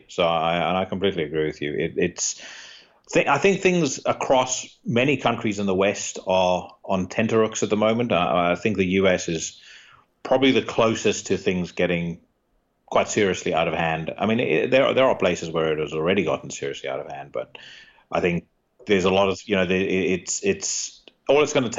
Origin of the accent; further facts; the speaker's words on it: South Africa; You know, I grew up around the South African equivalent to that.